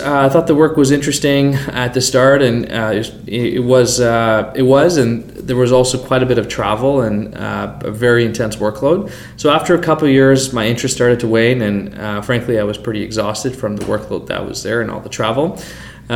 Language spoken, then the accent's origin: English; Calgary, Alberta, Canada; also born or lived in London, Ontario; I grew up in Calgary, did high school here